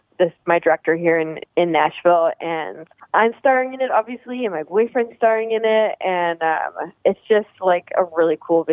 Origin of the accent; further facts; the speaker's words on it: Alberta, Canada; I'm from Alberta